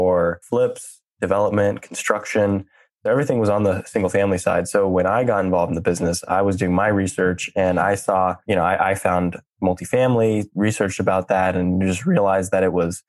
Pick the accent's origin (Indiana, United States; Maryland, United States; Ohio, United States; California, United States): California, United States; Silicon Valley; I grew up in Silicon Valley